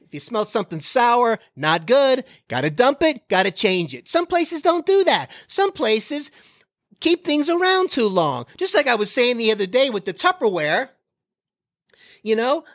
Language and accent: English; Florida, United States; now in Texas, United States; I'm from Florida.